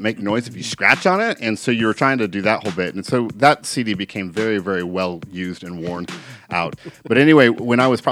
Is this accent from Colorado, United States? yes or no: yes; Grand Junction, Colorado, United States; now in Oklahoma, United States; I'm from Grand Junction, Colorado